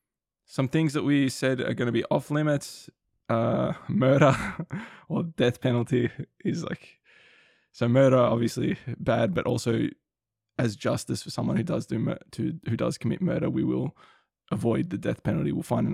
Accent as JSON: {"language": "English", "country": "Australia", "said": "So we're both Australian, we live here."}